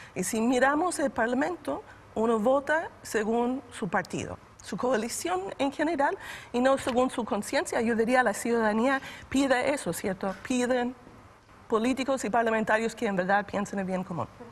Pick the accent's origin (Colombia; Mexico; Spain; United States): United States; now in Chile; vengo de Estados Unidos